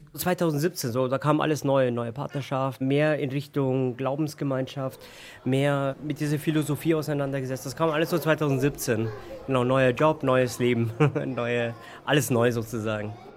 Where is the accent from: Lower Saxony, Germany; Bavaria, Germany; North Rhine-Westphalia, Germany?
Bavaria, Germany; Munich; ich bin in München geboren, in München aufgewachsen